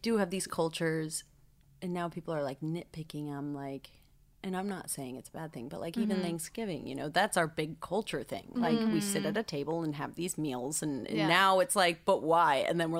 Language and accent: English; Encinitas, California, United States; I'm from Encinitas, California.